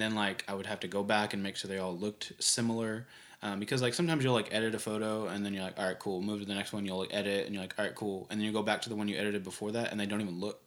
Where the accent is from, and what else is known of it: Bartlesville, Oklahoma, United States; born or raised there; also born or lived in Tulsa, Oklahoma / Pittsburgh, Kansas / Clearwater, Florida; now in Oklahoma City, United States